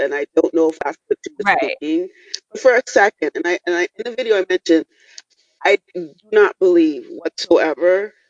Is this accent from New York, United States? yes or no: yes; New York City, New York, United States; I'm from Brooklyn.